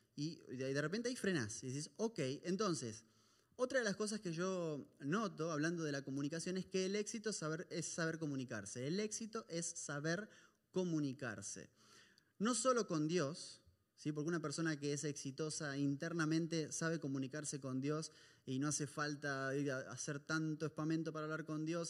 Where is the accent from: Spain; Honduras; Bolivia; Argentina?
Argentina; moved away